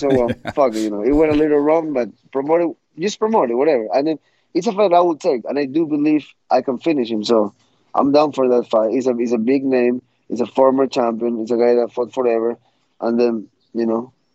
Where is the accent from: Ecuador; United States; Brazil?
Ecuador; I grew up in Ecuador, and there wasn't much fighting for me there